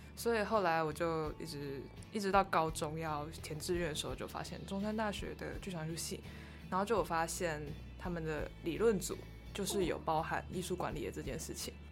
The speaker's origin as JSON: {"language": "Chinese", "region": "Kaohsiung", "country": "Taiwan", "tie": "born or raised there", "said": "我是土生土长的高雄人"}